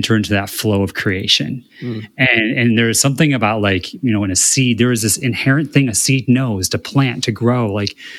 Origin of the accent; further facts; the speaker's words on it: Midwest, United States; now in West Hollywood, United States; growing up in the Midwest